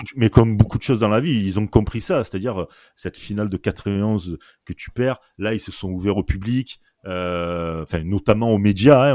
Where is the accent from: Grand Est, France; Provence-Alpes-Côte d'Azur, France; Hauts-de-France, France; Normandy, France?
Provence-Alpes-Côte d'Azur, France; Marseille; accent: Marseille; nous à Marseille, … et moi, voilà, bah, on est Marseillais, je pense que ça s'entend rien qu'à l'accent déjà